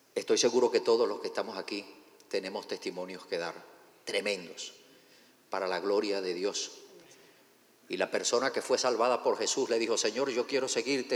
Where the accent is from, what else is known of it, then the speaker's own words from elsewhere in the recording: Cuba; also born or lived in Venezuela / Manizales, Colombia; now in United States; yo no soy venezolano, o sea, soy venezolano de nacionalizado, pero en realidad nací en Cuba.